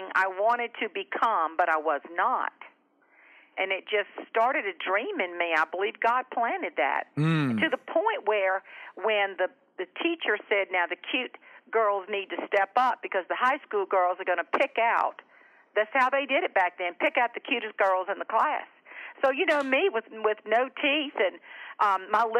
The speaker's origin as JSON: {"language": "English", "town": "Charleston", "region": "South Carolina", "country": "United States", "tie": "born or raised there", "said": "I grew up down in Charleston, South Carolina, and on a farm, John's Island, to be more specific."}